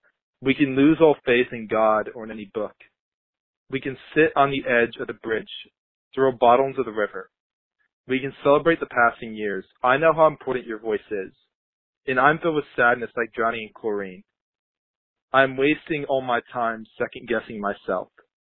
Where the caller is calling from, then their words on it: Fairfax, Virginia, United States; I'm calling from Fairfax, Virginia